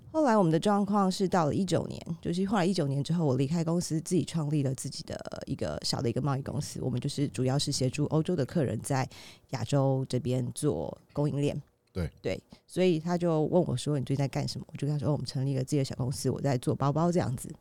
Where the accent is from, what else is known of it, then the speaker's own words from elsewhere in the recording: Taiwan; 台湾土生土长的中国人，台湾人